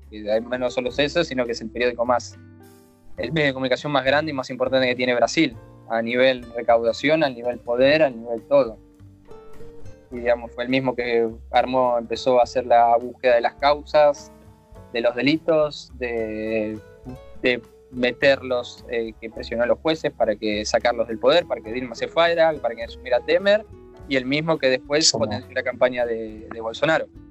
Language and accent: Spanish; Argentina; moved away as an adult; now in Vigo, Spain; soy bien argentino